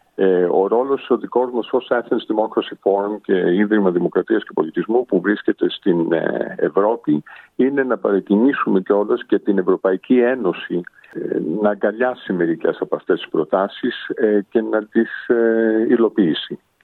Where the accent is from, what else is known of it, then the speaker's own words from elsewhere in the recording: Sydney, New South Wales, Australia; moved away as an adult; also born or lived in Hong Kong / Paris / London; είμαι γεννημένος ε, και μεγαλωμένος στο Σίδνεϊ Αυστραλίας από Έλληνες γονείς ε, από την Πάτρα